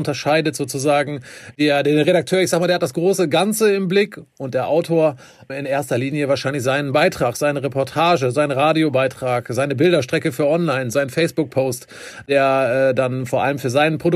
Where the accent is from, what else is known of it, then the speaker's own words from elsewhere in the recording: Wermelskirchen, North Rhine-Westphalia, Germany; moved away as an adult; also born or lived in Bielefeld; now in Bonn, Germany; Ich komme ursprünglich aus dem Bergischen Land, ist nicht, äh, ist nicht allzu weit auch. weg aus Wermelskirchen und äh, bin zum Studium hier hingekommen und habe mich äh, tatsächlich direkt in äh, Bonn und die Region verliebt.